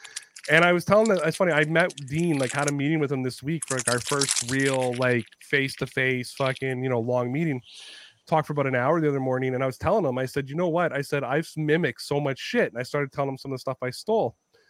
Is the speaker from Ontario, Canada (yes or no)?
yes; Ontario, Canada; accent: Toronto; I'm a Canadian who talks about football. Not a lot of people are interested in me. You know what I mean? Like, I'm a Canadian with a Toronto accent, so I sound a little New York-y.